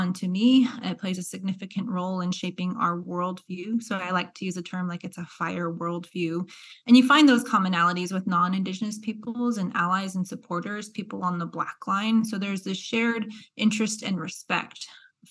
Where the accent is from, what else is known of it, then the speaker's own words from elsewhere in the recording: Albuquerque, New Mexico, United States; moved away as an adult; also born or lived in Davis, California; now in Kansas, United States; I grew up in Albuquerque. So I'm from the Southwest.